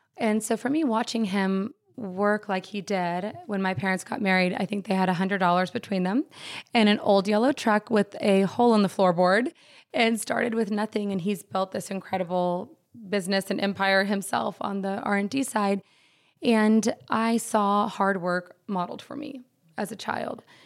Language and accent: English; Dallas, Texas, United States; We, we grew up in Dallas